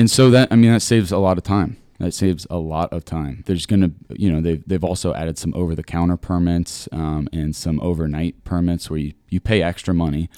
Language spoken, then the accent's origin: English; Granville, Ohio, United States; moved away as an adult; now in Columbus, United States; I'm from Granville.